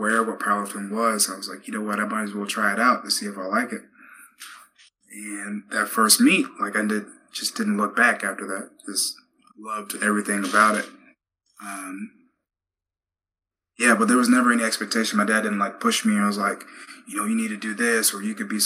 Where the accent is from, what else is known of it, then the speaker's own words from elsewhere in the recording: Texas, United States; growing up in Texas, you know, from fourth grade on